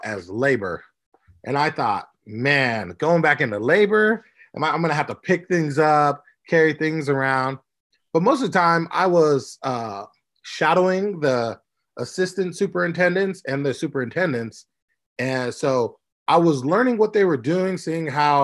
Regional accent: Orange County, California, United States; now in Las Vegas, United States; I'm from Orange County, California

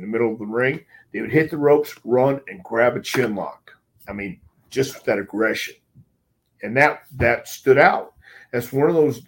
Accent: the South, United States; I'm from the South

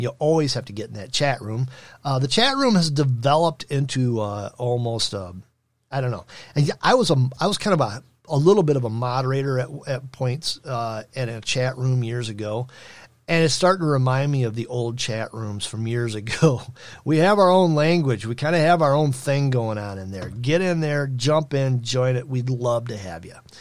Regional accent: Michigan, United States; the insanity that we call my home state

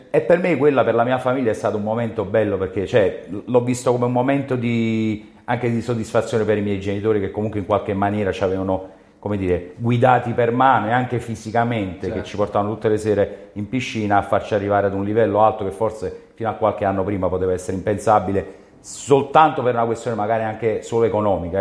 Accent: Naples, Campania, Italy; sia un napoletano doc

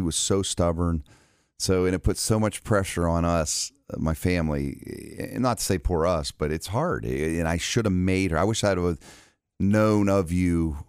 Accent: Ohio, United States; I'm from Eastern Ohio.

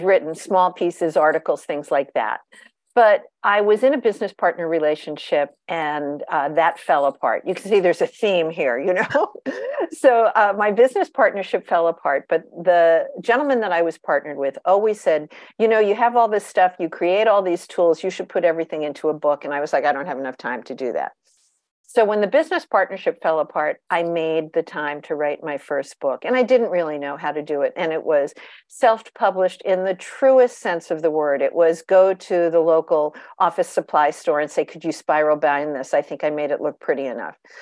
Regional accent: Long Island, New York, United States; I grew up on Long Island, New York

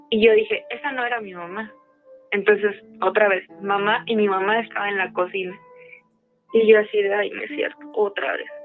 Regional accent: Aguascalientes, Mexico; now in Mexico City, Mexico; yo crecí en Aguascalientes

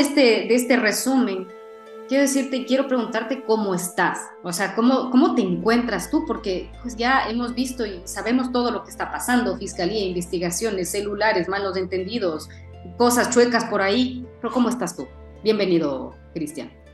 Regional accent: Ecuador; los ecuatorianos a nivel mundial, los que estamos

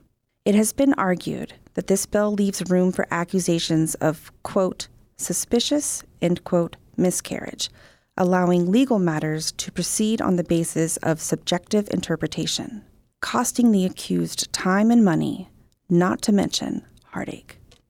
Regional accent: Texas, United States; now in Oklahoma, United States; I was born and raised in Texas, and as of 2012, I live in Oklahoma.

